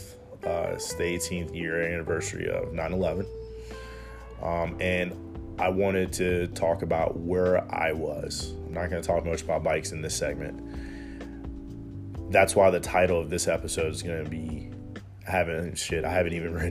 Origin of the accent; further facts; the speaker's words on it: Hampton Roads area, Southern Virginia, United States; I'm from Southern Virginia, Hampton Roads area, 757